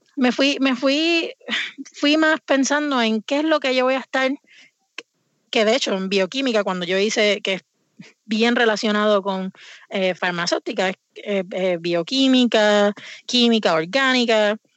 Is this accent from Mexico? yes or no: no; Puerto Rico; moved away as an adult; now in Vermont, United States; yo me crié, nací en Puerto Rico y me mudé aquí a Estados Unidos cuando tenía 20 años